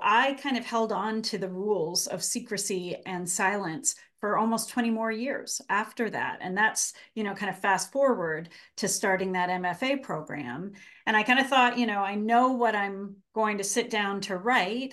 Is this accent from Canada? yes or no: yes; Canada; accent: Canadian; moved away as an adult; now in Massachusetts, United States; I am Canadian. I grew up in Canada and, um, lived there until I went to college